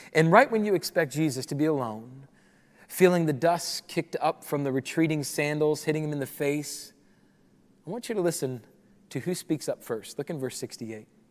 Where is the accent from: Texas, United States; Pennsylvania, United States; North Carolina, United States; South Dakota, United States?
South Dakota, United States; Rapid City; moved away as an adult; I grew up in Rapid City, South Dakota